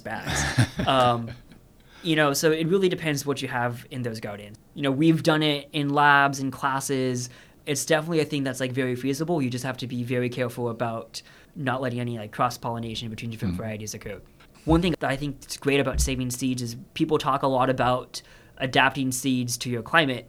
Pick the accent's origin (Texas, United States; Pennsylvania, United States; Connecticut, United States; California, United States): Texas, United States; moved away; I'm from Texas myself